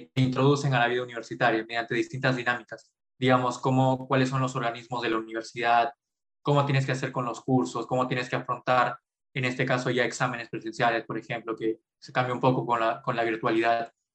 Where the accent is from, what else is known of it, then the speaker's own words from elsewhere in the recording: Pucallpa, Ucayali, Peru; moved away as an adult; also born or lived in Arequipa; now in Lima, Peru; yo nací en Arequipa, pero a muy temprana edad, justo más o menos a los tres años, fui a vivir a Pucallpa por el trabajo de mis padres. Y pasé toda, todo mi jardín, mi primaria, mi secundaria en Pucallpa